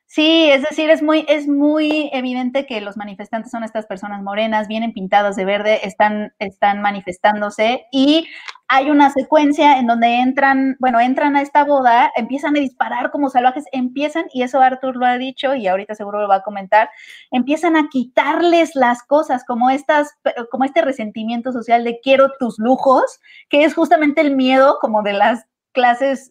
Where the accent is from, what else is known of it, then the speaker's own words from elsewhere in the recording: Mexico; como mexicanos